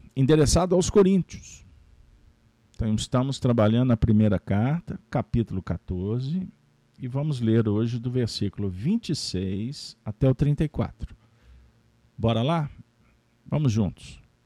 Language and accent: Portuguese; Minas Gerais, Brazil; como bons mineiros